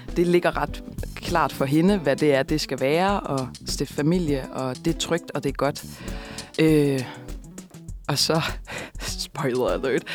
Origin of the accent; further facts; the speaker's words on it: Kolding, Southern Denmark, Denmark; moved away as an adult; also born or lived in Copenhagen; jeg er opvokset i Kolding